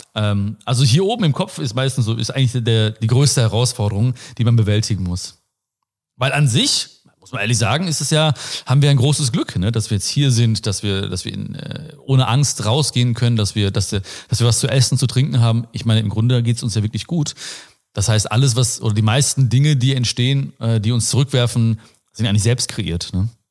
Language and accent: German; Ruhr area, North Rhine-Westphalia, Germany; Ich komme aus dem Ruhrpott, wie man sieht und hört wahrscheinlich auch.